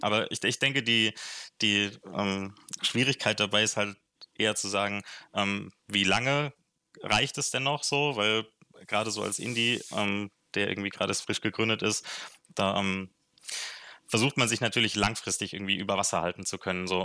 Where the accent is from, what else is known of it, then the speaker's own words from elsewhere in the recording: Frankfurt, Hesse, Germany; moved away as an adult; also born or lived in Marburg; now in Bayreuth, Germany; ich komme ursprünglich aus Frankfurt, da bin ich geboren